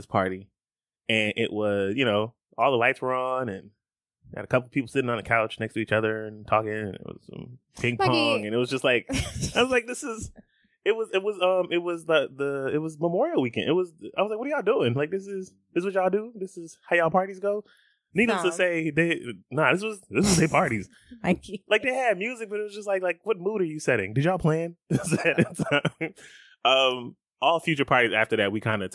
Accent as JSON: {"language": "English", "country": "Guyana", "said": "I'm West Indian. I'm Guyanese."}